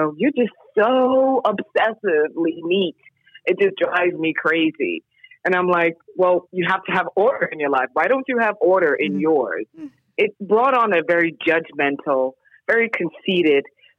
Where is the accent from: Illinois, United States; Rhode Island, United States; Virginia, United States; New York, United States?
New York, United States; New York City; I grew up in New York City area in the 70s and 80s, coming from a Caribbean immigrant family